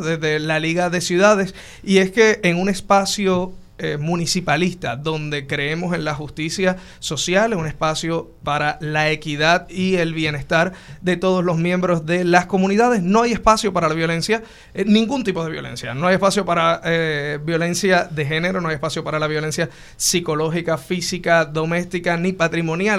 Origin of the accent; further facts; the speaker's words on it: Puerto Rico; como puertorriqueño